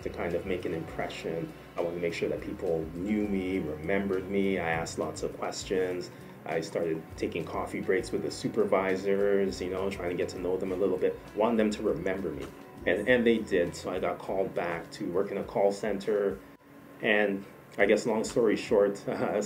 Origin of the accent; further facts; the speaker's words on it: Kitchener, Ontario, Canada; I was raised in Kitchener, Ontario, so Canada is really all I know.